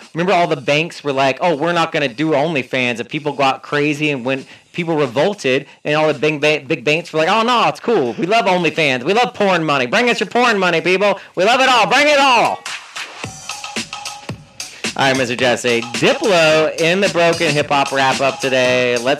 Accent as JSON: {"language": "English", "country": "Philippines", "said": "Why does everyone think I'm Taiwanese? I'm Filipino, bro."}